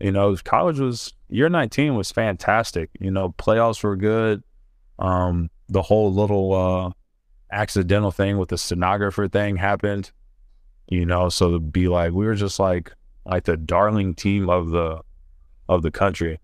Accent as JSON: {"language": "English", "region": "Ohio", "country": "United States", "moved": "as an adult", "said": "I'm from Ohio"}